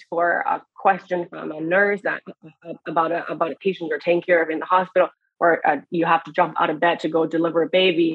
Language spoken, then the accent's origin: English; Beijing, China; moved away as an adult; also born or lived in Eastern Washington State, United States; now in United States; I grew up in Beijing, China, where we have one of the biggest countries in the biggest cities in the world.